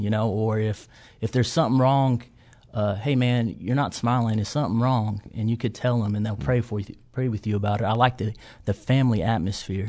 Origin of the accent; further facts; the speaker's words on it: Watonga, Oklahoma, United States; I'm from Western Oklahoma, a small town called Watonga